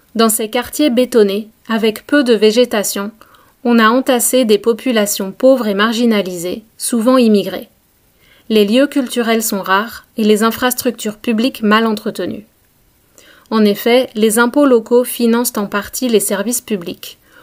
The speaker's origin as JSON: {"language": "French", "country": "France", "tie": "born or raised there", "said": "quand on habite dans une petite ville de province, comme là où j'ai grandi"}